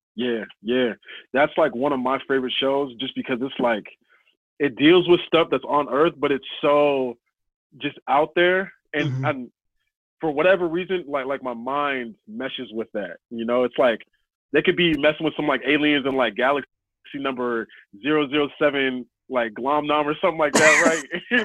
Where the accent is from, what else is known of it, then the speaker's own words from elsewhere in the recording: Snohomish, Washington, United States; I grew up out in Snohomish, but I say Everett